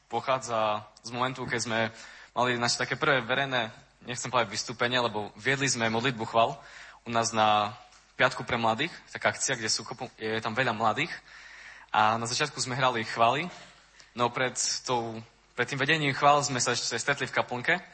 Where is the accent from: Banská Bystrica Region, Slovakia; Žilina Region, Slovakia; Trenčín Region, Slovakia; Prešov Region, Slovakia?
Prešov Region, Slovakia; Prešov; accent: eastern Slovak; A štyria z toho sme z Prešova.